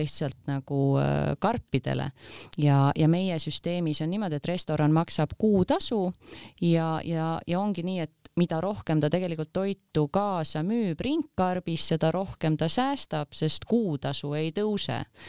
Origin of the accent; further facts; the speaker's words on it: Kuressaare, Saare County, Estonia; me oleme ise Kuressaarest pärit